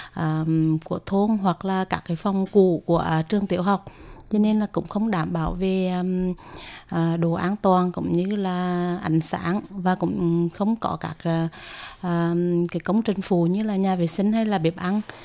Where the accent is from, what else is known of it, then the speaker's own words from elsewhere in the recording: Huế, Thua Thien Hue, Vietnam; mình đến từ uh, thành phố Huế, tỉnh Thừa Thiên Huế